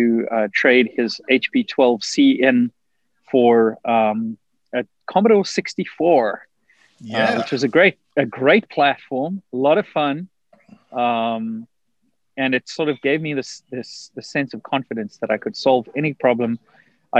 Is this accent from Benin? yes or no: no; South Africa; moved away as an adult; now in United States; I grew up in South Africa. I left South Africa in 2000